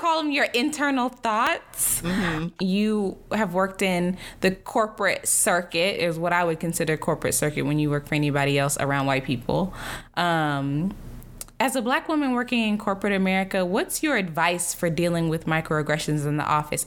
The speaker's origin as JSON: {"language": "English", "region": "the South", "country": "United States", "said": "I grew up Christian, which is you're supposed to be very polite and I'm from the South"}